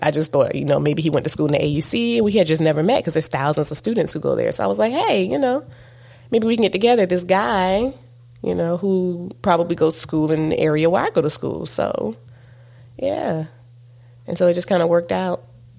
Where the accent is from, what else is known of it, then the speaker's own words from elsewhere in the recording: Southern United States, United States; You know, because I'm a Southerner. How you doing?